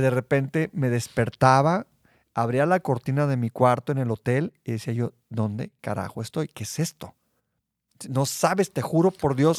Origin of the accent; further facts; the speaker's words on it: Mexico; soy mexicano